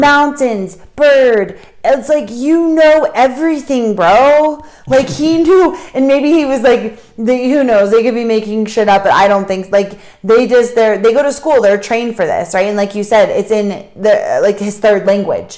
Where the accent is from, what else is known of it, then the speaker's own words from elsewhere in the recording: United States; We come from the States